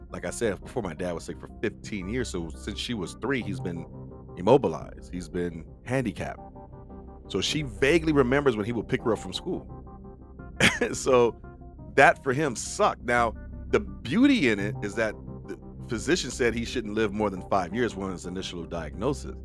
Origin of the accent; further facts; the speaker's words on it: Compton, California, United States; also born or lived in Carson, California; we grew up in the Compton Carson area